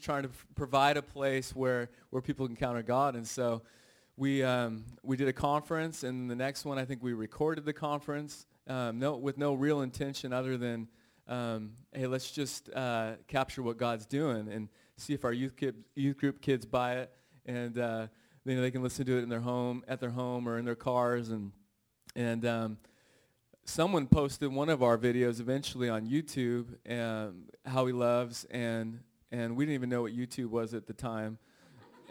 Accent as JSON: {"language": "English", "town": "Redding", "region": "California", "country": "United States", "tie": "born or raised there", "said": "I grew up in Redding, California, small town"}